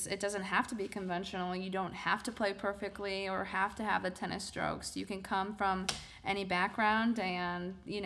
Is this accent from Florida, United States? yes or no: no; Wisconsin, United States; I'm from Wisconsin, so there are a lot of great players over that way